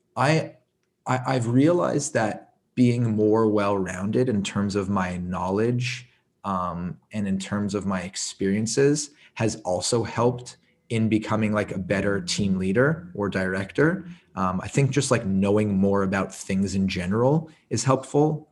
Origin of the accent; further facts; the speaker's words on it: Montreal, Quebec, Canada; I grew up in Montreal. I, I lived in the suburbs.